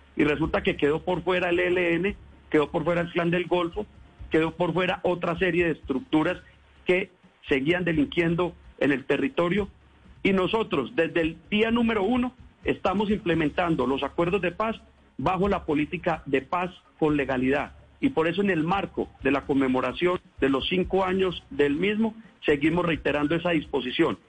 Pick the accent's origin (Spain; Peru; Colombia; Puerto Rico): Colombia; nosotros como gobierno colombiano